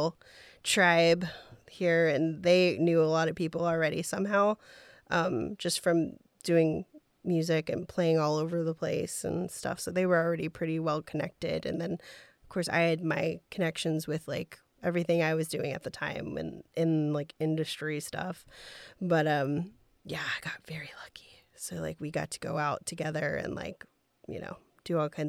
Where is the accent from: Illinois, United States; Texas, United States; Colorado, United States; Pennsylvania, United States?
Texas, United States; I'm from Texas. Yeah.